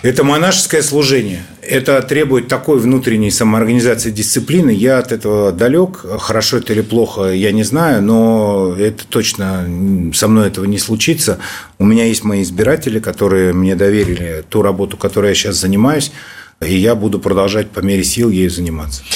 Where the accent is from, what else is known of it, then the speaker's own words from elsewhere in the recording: Moscow, Russia; Я родился и вырос в Москве. Я коренной москвич.